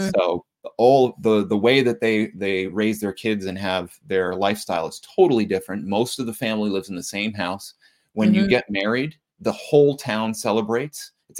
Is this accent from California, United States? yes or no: no; Reading, Massachusetts, United States; I grew up in Reading, Massachusetts